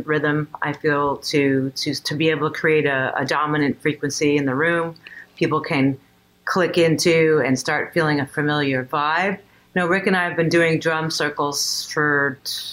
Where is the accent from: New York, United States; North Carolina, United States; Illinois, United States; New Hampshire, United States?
New York, United States; New York City; I grew up in Queens.